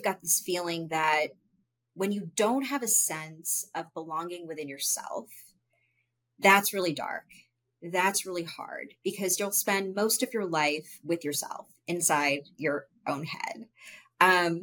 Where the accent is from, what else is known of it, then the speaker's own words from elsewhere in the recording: United States; I was born and I was raised in American culture, with like Hindu culture in my home